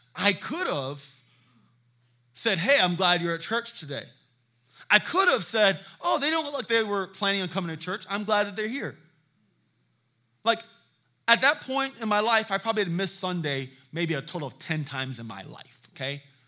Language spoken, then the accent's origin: English; Charleston, South Carolina, United States; I am from Charleston, South Carolina.